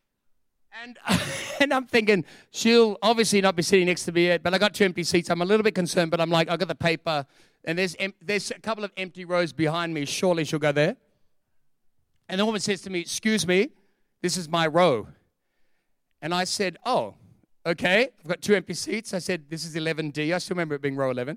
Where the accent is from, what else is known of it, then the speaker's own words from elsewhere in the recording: Sydney, New South Wales, Australia; also born or lived in Perth; I'm from Perth, but I grew up in Sydney